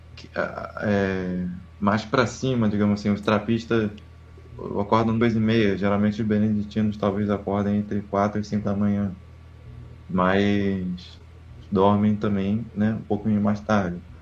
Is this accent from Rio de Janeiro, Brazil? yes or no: yes; Rio de Janeiro, Brazil; Sou, sou carioca, de Campo Grande. Capital do Rio, Campo Grande